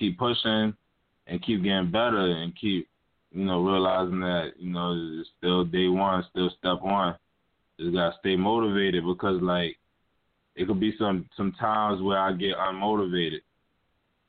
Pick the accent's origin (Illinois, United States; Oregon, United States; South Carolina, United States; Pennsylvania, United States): South Carolina, United States; Hollywood; now in Brooklyn, United States; I currently live in Brooklyn, New York, but I'm from Hollywood, South Carolina